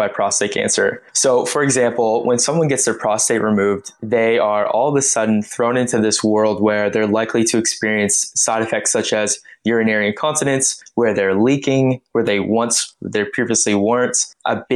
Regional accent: Canada; moved away as an adult; now in Melbourne, Australia; I am Canadian and I am a men's health physio, having studied here in Melbourne, Australia, and that's currently where I'm living.

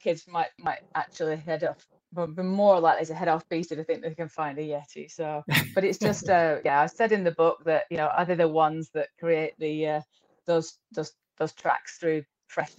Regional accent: Rossendale, North West England, United Kingdom; I was brought up in Rosendale, so kind of grew up on Ski Rosendale

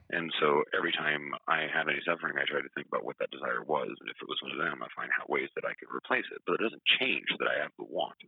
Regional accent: Atlanta, Georgia, United States; I'm from Atlanta

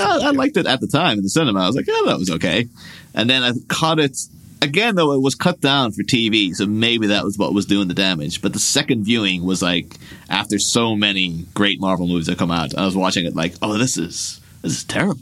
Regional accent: Ireland; my hometown in Ireland

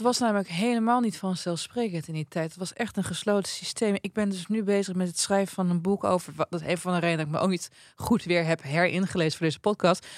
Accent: Twente, Overijssel, Netherlands; ik kom uit Twente

